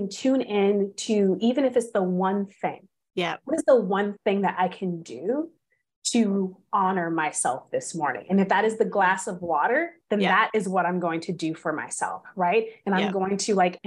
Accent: California, United States; I'm from California

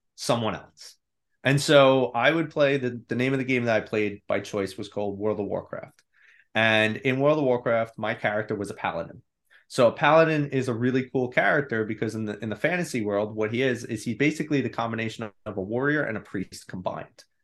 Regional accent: New York, United States; I grew up in New York. I'm still here.

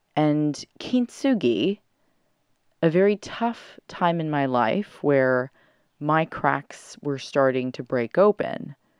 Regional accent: California, United States; moved away; I'm back in my hometown of California

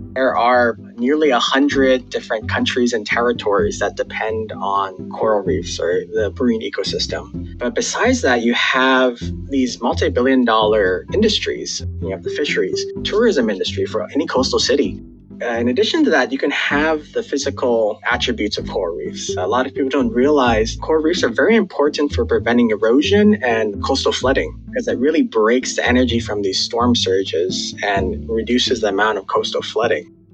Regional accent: Hawaii, United States; now in Wilmington, United States; I actually was born and raised in Hawaii

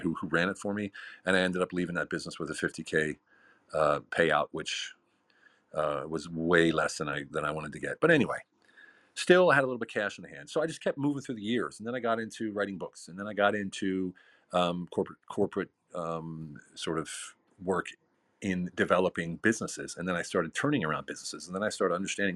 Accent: United States; moved away as an adult; also born or lived in Hungary / Lancaster, Pennsylvania; now in Germany; I'm an American

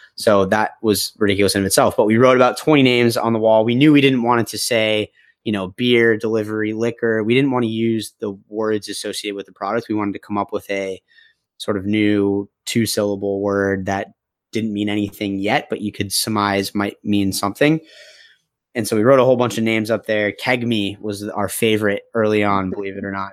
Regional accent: Phoenix, Arizona, United States; moved away as an adult; also born or lived in Boston; I grew up, uh, in the beautifully hot city of Phoenix, Arizona

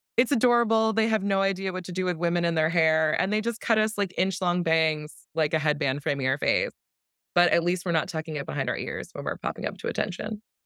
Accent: New Jersey, United States; moved away as an adult; now in Washington, D.C., United States; I grew up in South Jersey

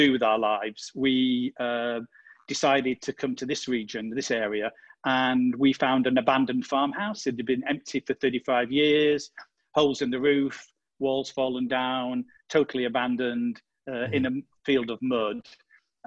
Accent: United Kingdom; moved away as an adult; also born or lived in London, United Kingdom; now in Marche, Italy; I'm British. We used to live in the UK, in London.

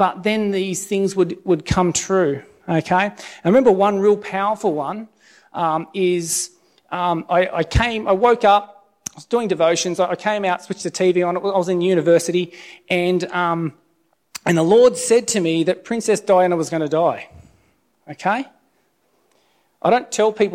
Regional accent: Alstonville, New South Wales, Australia; moved away as an adult; also born or lived in Lismore; now in Sydney, Australia; my hometown of Alstonville

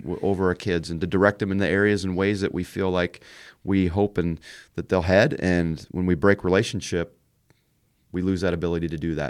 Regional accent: Canada; moved away as an adult; now in Indiana, United States; we've raised our kids in Indiana, uh, but I grew up in Canada

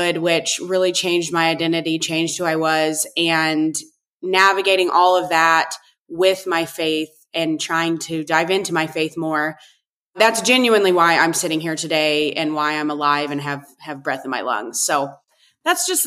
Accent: Northeast Kansas, United States; I was born and raised in Northeast Kansas on a purebred cattle ranch

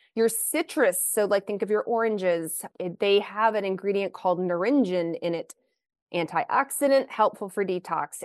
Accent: Lexington, Kentucky, United States; moved away as an adult; also born or lived in Pacific Northwest; I grew up in the South, though I grew up in Lexington, Kentucky

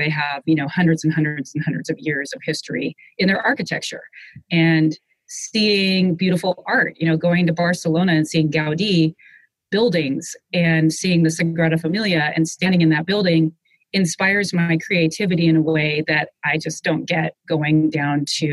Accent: Seattle, Washington, United States; Growing up in Seattle

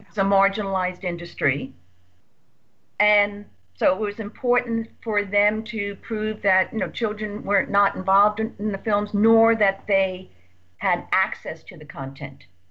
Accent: Redondo Beach, California, United States; my hometown of Redondo Beach

